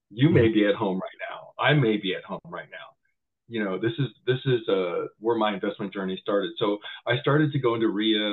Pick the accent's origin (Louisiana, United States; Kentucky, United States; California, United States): California, United States; San Jose; I grew up in Willow Glen off of Minnesota. Newport Avenues, that little corner house right there, and went to Willow Glen, everything from elementary all the way to high school